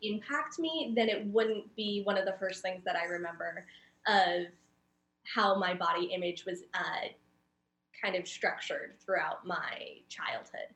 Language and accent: English; Oceanside, California, United States; I'm from San Diego, so I was born and raised in Oceanside